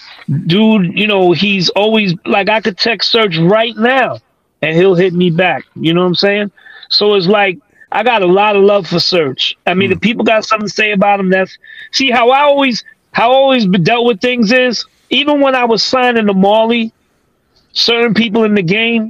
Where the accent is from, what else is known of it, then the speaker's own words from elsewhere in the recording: New York City, New York, United States; I come from East New York, Brooklyn